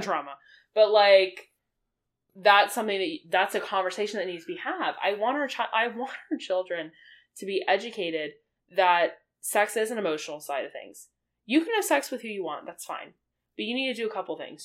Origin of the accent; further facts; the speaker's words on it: the Bible Belt, the South, United States; I grew up in the Bible Belt. Yep. In the South.